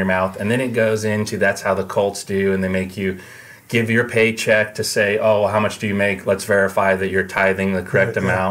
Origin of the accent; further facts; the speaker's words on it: United States; I'm an American.